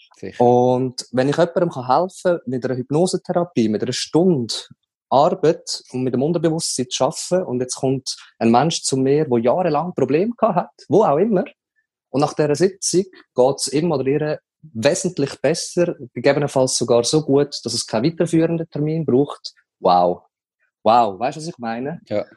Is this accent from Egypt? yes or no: no; Leibstadt, Aargau, Switzerland; ich bin zu Leibstadt aufgewachsen